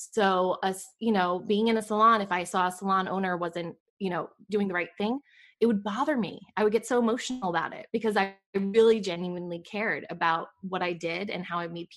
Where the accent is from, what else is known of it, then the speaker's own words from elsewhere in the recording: New York, United States; moved away as an adult; also born or lived in Boca Raton, Florida; now in Raleigh, United States; I grew up in New York. And I think it's so funny when people say, where are you from? You know, because when you move a lot, it's like, okay, where's my home base? New York is my home base. That's where I was born and raised.